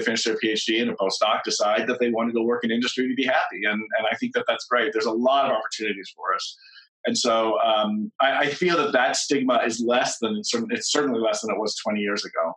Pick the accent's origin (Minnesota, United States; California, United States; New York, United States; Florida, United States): California, United States; San Francisco Bay Area; I grew up in the San Francisco Bay Area